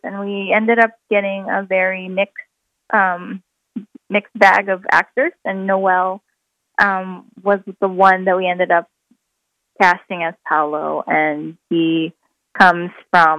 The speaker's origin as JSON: {"language": "English", "country": "Philippines", "tie": "born or raised there", "moved": "yes", "said": "I grew up watching, you know, while growing up in the Philippines"}